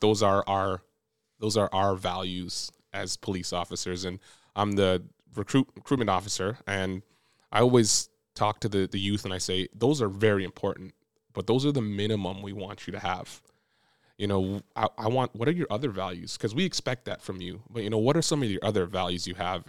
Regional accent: Brampton, Ontario, Canada; moved away as an adult; now in Windsor, Canada; I'm from Brampton too

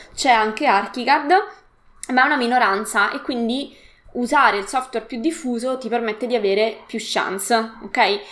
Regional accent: Latina, Lazio, Italy; also born or lived in Rome; sono di Latina e quindi ho frequentato l'università a Roma

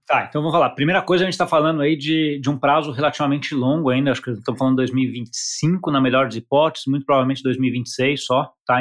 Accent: Brazil; a gente como brasileiro

